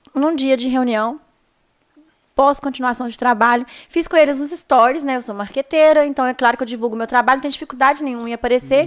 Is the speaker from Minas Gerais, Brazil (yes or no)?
yes; Viçosa, Minas Gerais, Brazil; also born or lived in Teixeiras; now in Belo Horizonte, Brazil; sou de Viçosa